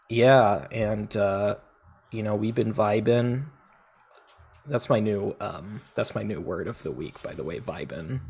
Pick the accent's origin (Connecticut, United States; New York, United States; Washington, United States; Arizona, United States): Washington, United States; Federal Way; I tell people I'm from Seattle, but I'm really from Federal Way